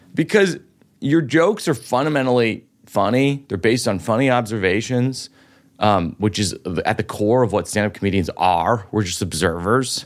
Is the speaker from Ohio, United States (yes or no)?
no; Boston, Massachusetts, United States; now in New York, United States; my hometown of Boston